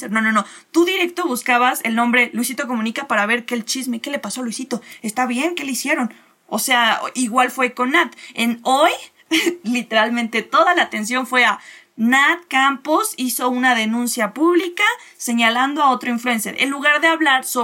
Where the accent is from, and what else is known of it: Mexico